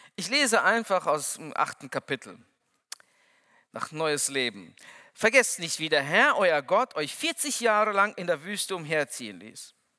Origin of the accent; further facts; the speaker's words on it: Kyrgyzstan; now in Lage, Germany; Ich bin der Älteste von sechs Kindern. Und, ähm, Bei uns in Kirgisien